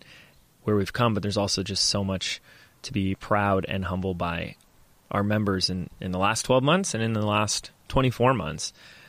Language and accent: English; Laguna Beach, California, United States; my hometown, where I was born, where I was raised, where I live now, Laguna Beach